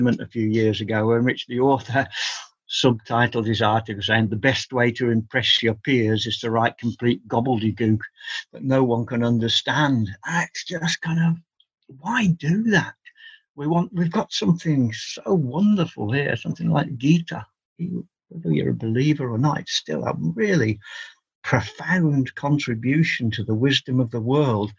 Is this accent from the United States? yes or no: no; England, United Kingdom; I've always regarded myself as an Englishman